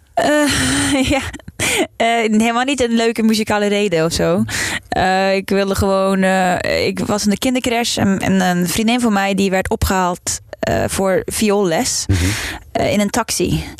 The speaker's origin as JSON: {"language": "Dutch", "town": "Trondheim", "region": "Trøndelag", "country": "Norway", "tie": "born or raised there", "also_born_or_lived": "Delft, Netherlands", "second_language": "Dutch", "moved": "as an adult", "lives_now": "Netherlands", "said": "ik ben opgegroeid in Noorwegen"}